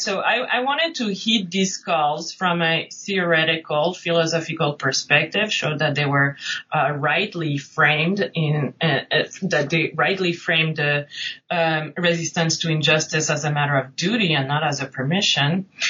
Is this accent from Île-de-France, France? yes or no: no; Nice, Provence-Alpes-Côte d'Azur, France; moved away; also born or lived in New England; I'm originally from France. I grew up right outside Nice on the French Riviera.